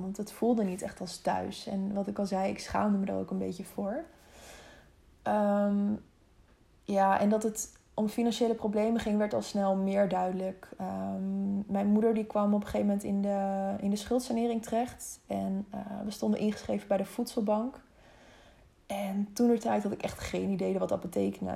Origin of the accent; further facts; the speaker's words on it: Harderwijk, Gelderland, Netherlands; also born or lived in Wezep / Zeewolde; vlakbij Harderwijk, waar, eh, waar ik geboren ben